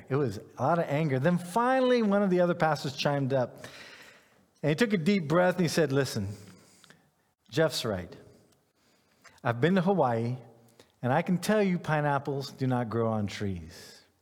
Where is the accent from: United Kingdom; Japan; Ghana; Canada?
Ghana; I grew up in, in West Africa. I grew up in Ghana. I had pineapples growing in my yard.